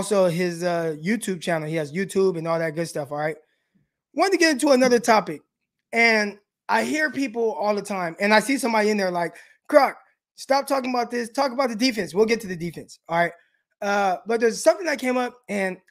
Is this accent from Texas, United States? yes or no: no; Stockton, California, United States; I live in Stockton. There you go. You already know that's 209. That's the home team. That's the home team. That's my hometown.